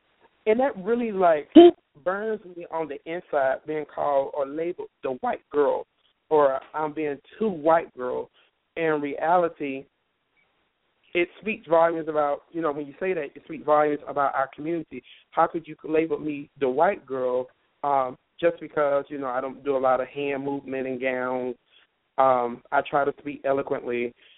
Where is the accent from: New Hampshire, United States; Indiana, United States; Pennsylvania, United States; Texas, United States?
Indiana, United States; Indianapolis; actually, and I'm from Indianapolis, Indiana.